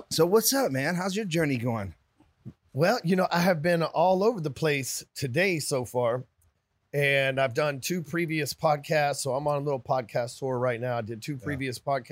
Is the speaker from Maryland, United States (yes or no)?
no; Dallas, Texas, United States; from Dallas, Texas.